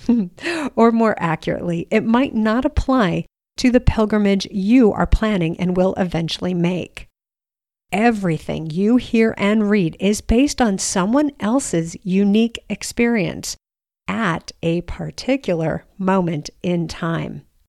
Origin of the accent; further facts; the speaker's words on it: United States; we're both from the United States